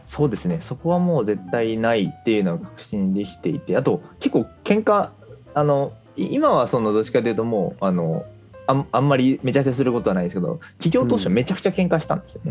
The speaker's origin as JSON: {"language": "Japanese", "region": "Fukuoka", "country": "Japan", "tie": "born or raised there", "said": "僕はもともと福岡出身でそう最初は福岡で社会人人生を始めたって感じですね"}